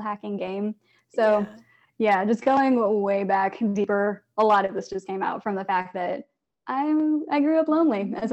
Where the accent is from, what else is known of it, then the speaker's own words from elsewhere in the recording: Blue Springs, Missouri, United States; growing up in Blue Springs, Missouri, as like an Asian math nerd